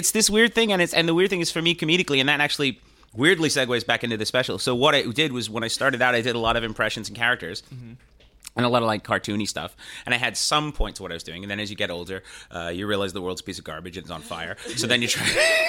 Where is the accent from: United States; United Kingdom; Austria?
United Kingdom; England; born there; I started talking about England, because I am English, and I was born there, and I was living there at the time, where I just moved back, and then I'd gone back.